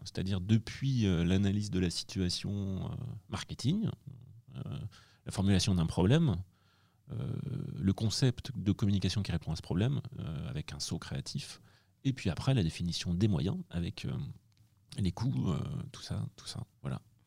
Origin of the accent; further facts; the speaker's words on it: Angers, Pays de la Loire, France; Je suis né à Angers